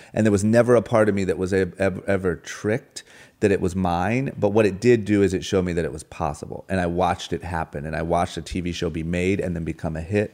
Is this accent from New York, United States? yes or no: no; Akron, Ohio, United States; moved away as an adult; also born or lived in Los Angeles; now in Beverly Hills, United States; born and raised in Akron, Ohio. The moment I turned 18, I moved